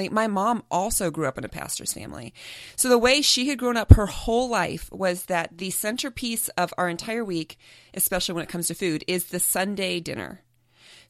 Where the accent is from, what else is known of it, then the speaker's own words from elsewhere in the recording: Midwest, United States; moved away as an adult; now in San Diego, United States; We grew up in the Midwest